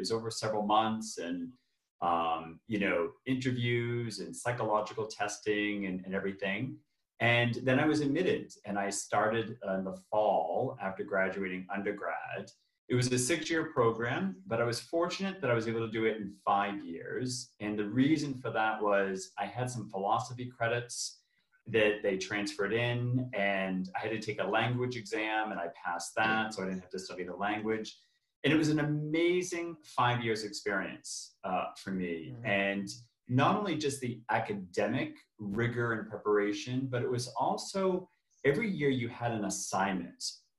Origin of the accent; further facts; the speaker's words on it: Boston, Massachusetts, United States; also born or lived in Ohio, United States; Yeah, so I was born and raised in the States, in Boston, and I went to undergrad in Ohio